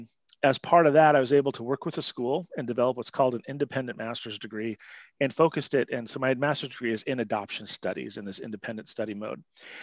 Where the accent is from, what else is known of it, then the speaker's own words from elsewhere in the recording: Montana, United States; also born or lived in all over the country; I was adopted by my family, where great family, where I was raised and lived in Montana and all over the country.